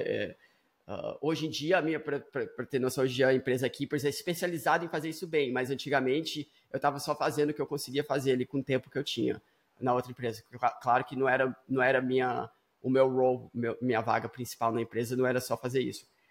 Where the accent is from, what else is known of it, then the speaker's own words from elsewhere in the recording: Vitória, Espírito Santo, Brazil; now in United States; eu estava aí no Brasil, eu nasci em Vitória, no Espírito Santo.